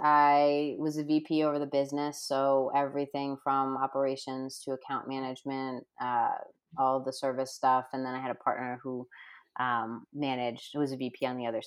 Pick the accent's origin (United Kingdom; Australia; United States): United States; Rhode Island; moved away as an adult; now in Denver, United States; now I'm in Denver, right? And I grew up in Rhode Island